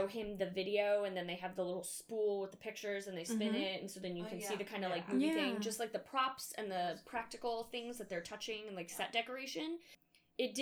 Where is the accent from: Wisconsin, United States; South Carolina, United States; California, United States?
California, United States; Southern; I'm from Southern California and we have cliffs that overlook the ocean